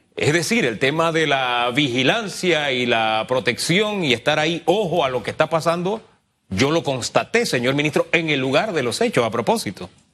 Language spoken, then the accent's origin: Spanish; Chiriquí, Panama; moved away; esa es mi tierra